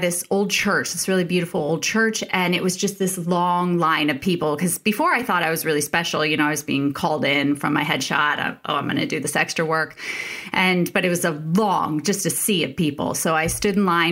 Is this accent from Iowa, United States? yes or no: no; Indianapolis, Indiana, United States; moved away as an adult; also born or lived in New York; I was born and raised in Indianapolis, in Indiana